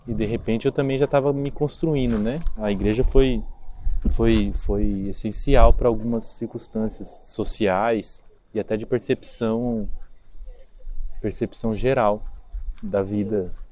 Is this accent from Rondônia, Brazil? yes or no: yes; Vilhena, Rondônia, Brazil; born there; also born or lived in Campo Grande, Brazil / São Paulo, Brazil / Praia Grande, Brazil / Asunción, Paraguay; Bom, nasci em Vilhena, morei em Campo Grande, no Mato Grosso do Sul.